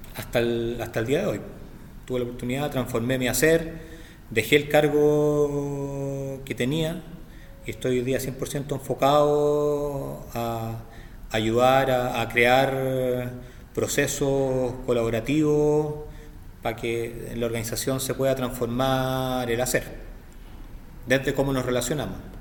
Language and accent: Spanish; Santiago, Santiago Metropolitan Region, Chile; vivo, nacido y criado en Santiago de Chile.